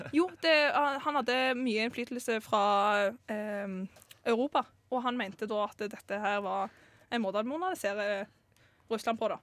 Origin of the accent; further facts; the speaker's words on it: Stavanger, Rogaland, Norway; jeg kommer fra Stavanger. Midt i Stavanger.